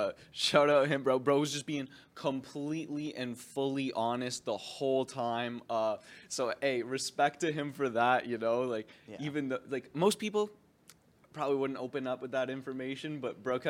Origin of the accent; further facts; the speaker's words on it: Windsor, Ontario, Canada; Now we are from Windsor. {S1} Yeah. {S0} All right. We're Canadians.